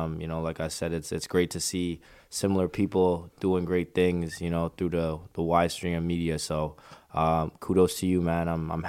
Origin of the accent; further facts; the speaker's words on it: Scarborough, Ontario, Canada; So I'm originally from Scarborough, Ontario, which is east of Toronto's downtown core. Just like any other kid, kind of grew up in, you know, the inner city, played basketball growing up.